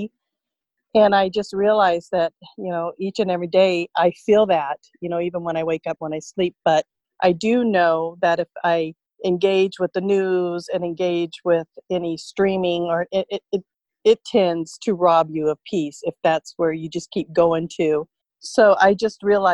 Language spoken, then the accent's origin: English; Vista, California, United States; moved away as an adult; also born or lived in Riverside County, California / San Diego County, California; now in McMinnville, United States; born and raised in Vista, California